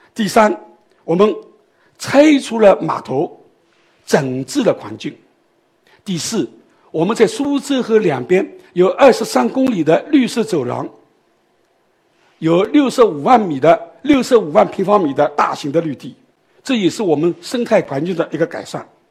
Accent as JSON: {"language": "Chinese", "region": "Shanghai", "country": "China", "tie": "born or raised there", "said": "我是土生土长的上海人，我今年已经七十二岁了"}